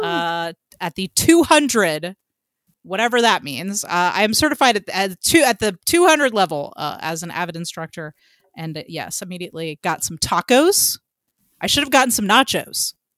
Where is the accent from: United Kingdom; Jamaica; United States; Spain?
United States; Atlanta, Georgia; as a Atlantean